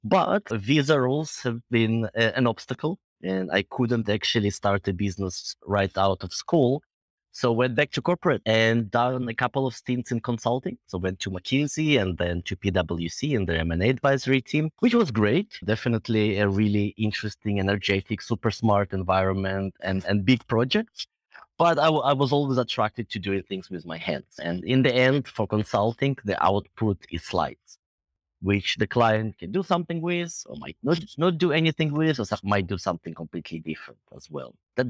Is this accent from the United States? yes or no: no; Israel; moved away as an adult; also born or lived in Belarus; now in United Kingdom; I'm originally from Belarus, but grew up in Israel and came to the UK about 10 years ago to do my MBA here and kind of stuck around.